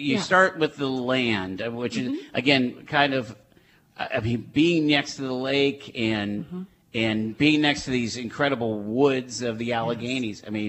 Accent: Erie, Pennsylvania, United States; born or raised there

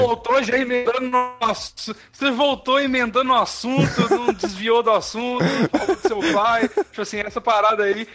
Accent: Brazil; now in France; quando eu falei brasileiro

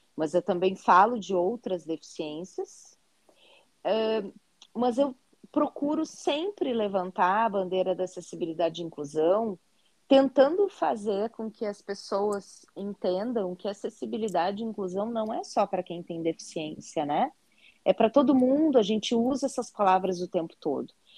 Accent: Porto Alegre, Rio Grande do Sul, Brazil; E eu sou gaúcha, né? Sou de Porto Alegre, no Rio Grande do Sul

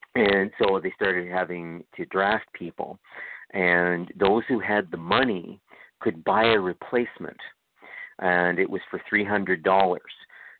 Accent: Canada; And this is why I'm Canadian, I know it.

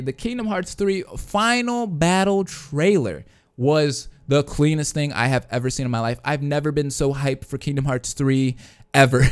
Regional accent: Detroit, Michigan, United States; I am from the Detroit area

